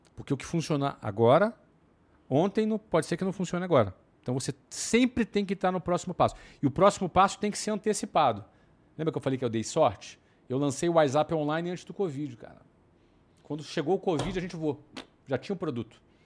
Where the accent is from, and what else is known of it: Brazil; now in Germany